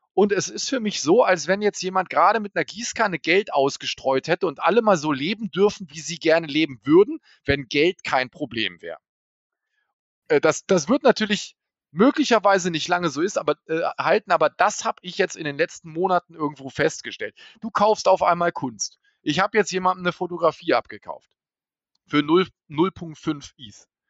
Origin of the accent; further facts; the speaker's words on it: Hanover, Lower Saxony, Germany; ich komme aus Hannover